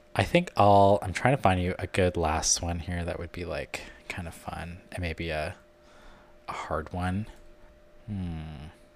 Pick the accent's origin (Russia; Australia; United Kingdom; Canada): Canada; now in United States; I'm Canadian and living in America.